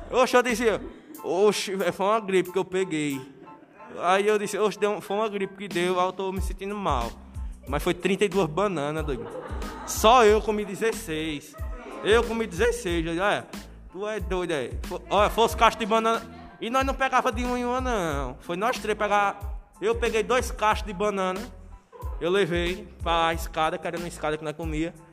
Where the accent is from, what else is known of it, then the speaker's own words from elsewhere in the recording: Northeast Region, Brazil; Aí eu sou nordestino bom. Quando falam em cuscuz, né, já enche a boca d'água.